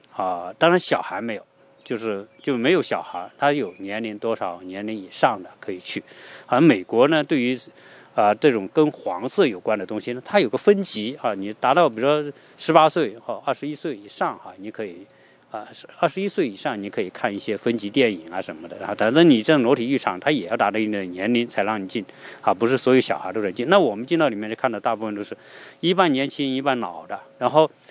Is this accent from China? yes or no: yes; China; now in United States; 毕竟我们也是中国人